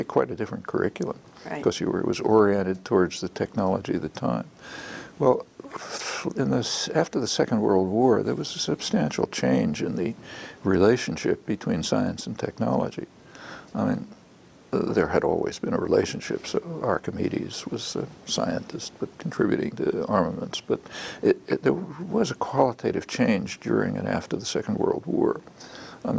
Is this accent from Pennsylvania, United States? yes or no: yes; Philadelphia, Pennsylvania, United States; I was born in Philadelphia in 1928